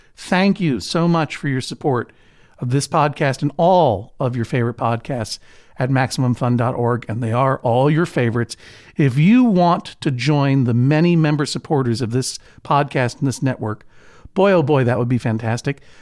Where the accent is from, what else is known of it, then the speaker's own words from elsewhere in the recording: Boston, Massachusetts, United States; moved away as an adult; also born or lived in New York; growing up in Boston